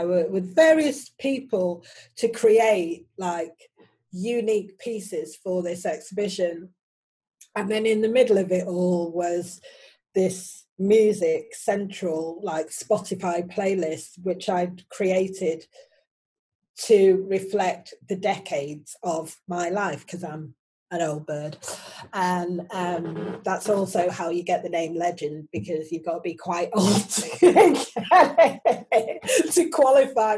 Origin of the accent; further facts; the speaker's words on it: Manchester, North West England, United Kingdom; moved away as an adult; also born or lived in Oxford / London / Paris / Ibiza; now in Manchester, United Kingdom; I was born in 1966, and I left Manchester in 1994